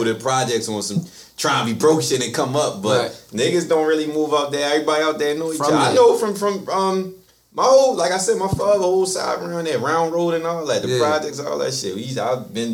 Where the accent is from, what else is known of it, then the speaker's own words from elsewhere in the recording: Baltimore, Maryland, United States; I'm from Old West